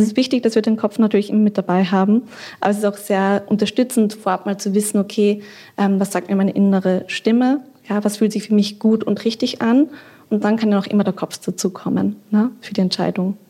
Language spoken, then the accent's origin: German; Austria; now in Berlin, Germany; Ich bin ja aus Österreich ursprünglich